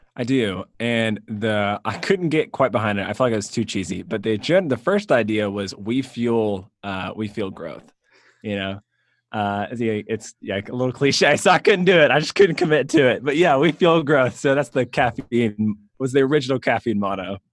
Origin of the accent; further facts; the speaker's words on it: Suwanee, Georgia, United States; I grew up in the Atlanta area, um, north of Atlanta